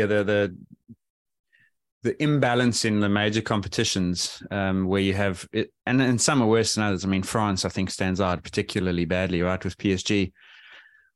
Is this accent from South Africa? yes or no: yes; South Africa; as a South African